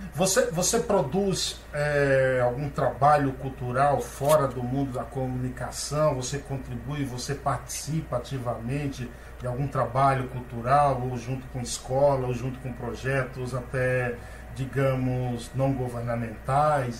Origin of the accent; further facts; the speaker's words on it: Paiaiá, Bahia, Brazil; now in São Paulo, Brazil; Paiaiá é um povoado na Bahia, tem apenas 600 moradores, onde eu nasci.